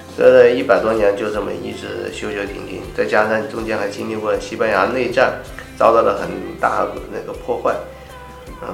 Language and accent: Chinese; China; also born or lived in Guangzhou; 曾经我们中国人也是很注重家庭的